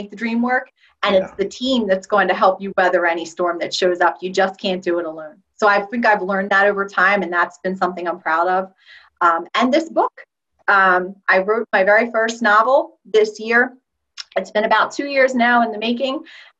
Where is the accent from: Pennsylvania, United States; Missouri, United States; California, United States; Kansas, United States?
Pennsylvania, United States; right outside of the Philadelphia area; I am an English language teacher from right outside of the Philadelphia area